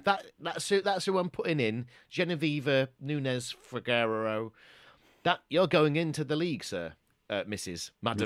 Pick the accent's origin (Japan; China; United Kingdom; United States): United Kingdom; Doncaster, Yorkshire and the Humber; growing up in Doncaster